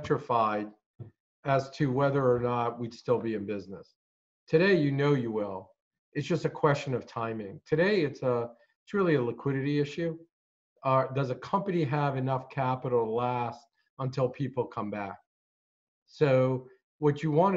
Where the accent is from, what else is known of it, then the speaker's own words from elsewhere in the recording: Hartford, Connecticut, United States; also born or lived in Morocco; I was born in Morocco. I ended up, we came to the United States when I was 7. Grew up in Hartford